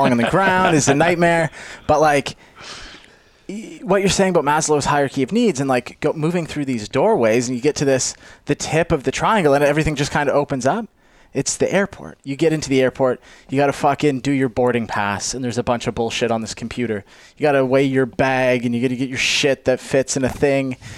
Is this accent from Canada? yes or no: yes; Canada; I'm Canadian